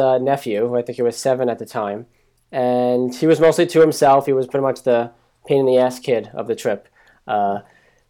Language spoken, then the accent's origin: English; New Jersey, United States; also born or lived in Staten Island, New York; I'm from New Jersey, but born in Staten Island